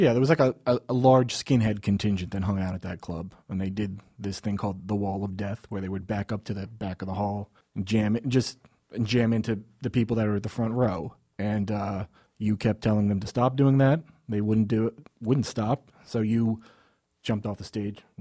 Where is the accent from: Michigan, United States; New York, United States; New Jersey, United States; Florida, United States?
New Jersey, United States; Trenton; I grew up in Trent, New Jersey